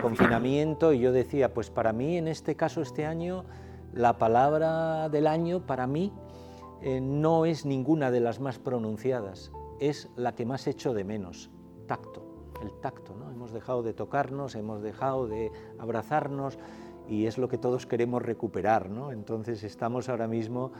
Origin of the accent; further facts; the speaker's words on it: Asturias, Spain; moved away; allí en mi tierra, claro, Asturias